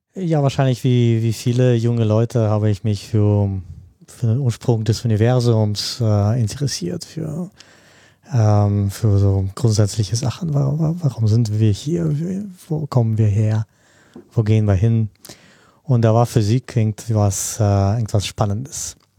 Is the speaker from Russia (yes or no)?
yes; Russia; moved away; also born or lived in Germany / Spain / Japan; Ich komme ursprünglich auch aus Russland